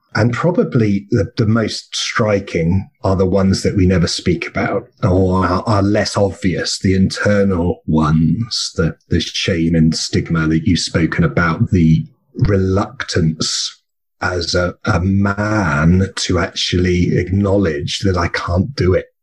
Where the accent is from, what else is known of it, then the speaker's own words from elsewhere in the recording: England, United Kingdom; now in Australia; I come from England, and we're both in Australia.